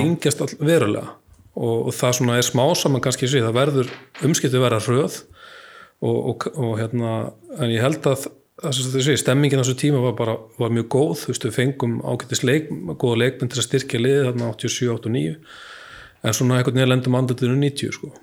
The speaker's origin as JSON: {"language": "Icelandic", "town": "Akranes", "region": "Western Region", "country": "Iceland", "tie": "born or raised there", "said": "ég bjóð bjó upp á grundum"}